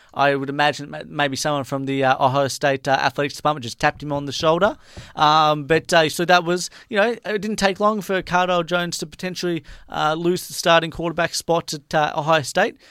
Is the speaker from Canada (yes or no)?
no; Australia; I'm from Australia